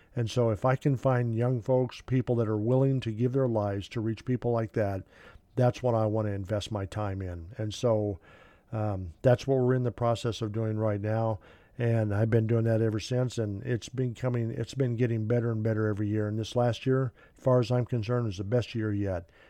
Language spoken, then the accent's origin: English; Kansas, United States; I'm from Kansas. My wife uh, is from Kansas. Uh, she was born in Arkansas. I was born in Kansas